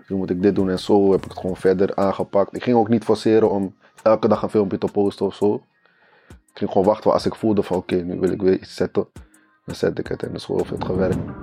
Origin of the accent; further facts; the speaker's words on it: Haarlem, North Holland, Netherlands; also born or lived in Friesland; ja ik kom uit Haarlem. Of tenminste Haarlem-Noord. En ik ben daar niet geboren, ik ben geboren in Friesland.